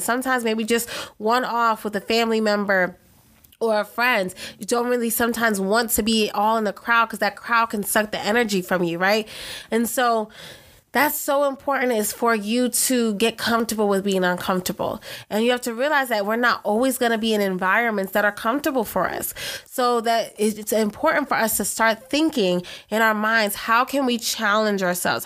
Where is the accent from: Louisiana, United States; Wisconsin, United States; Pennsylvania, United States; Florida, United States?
Pennsylvania, United States; Philadelphia; I'm originally from Philadelphia